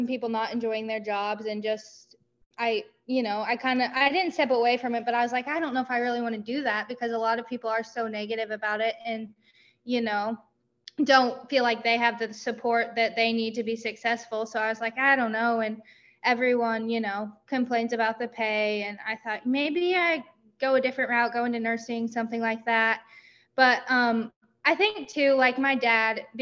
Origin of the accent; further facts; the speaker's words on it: Marshall, Missouri, United States; also born or lived in Southern Iowa; We moved to Marshall when I was really little